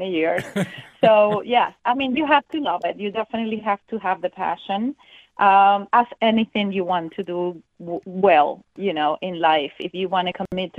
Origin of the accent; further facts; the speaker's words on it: Venezuela; also born or lived in Germany / Miami; now in Fort Myers, United States; we're from Venezuela, and we just wanted to be warmer than in Germany